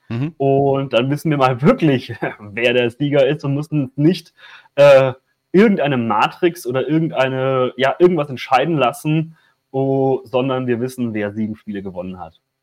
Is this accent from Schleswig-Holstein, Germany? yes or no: no; Würzburg, Bavaria, Germany; es ist meine Heimatstadt